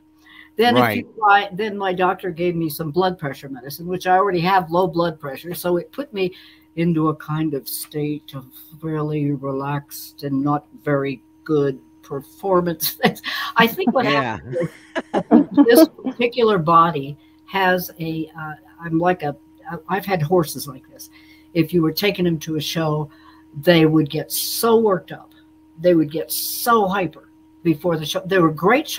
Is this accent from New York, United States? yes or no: no; Bloomsburg, Pennsylvania, United States; moved away; also born or lived in Nashville; I did grow up in Pennsylvania